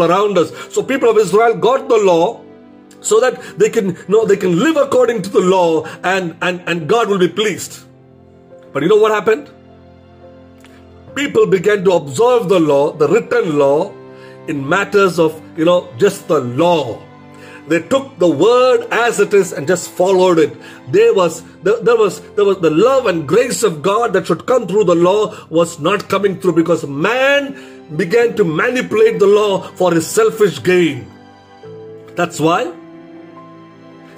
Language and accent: English; India; being an Indian in India